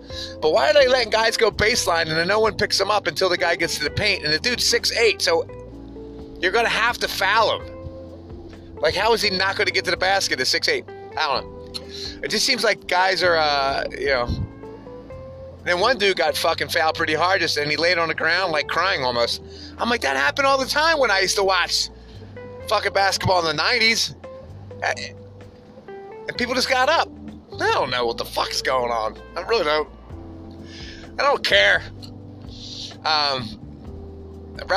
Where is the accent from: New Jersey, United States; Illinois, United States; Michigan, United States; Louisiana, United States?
New Jersey, United States; moved away; also born or lived in Midwest / West Coast; growing up in South Jersey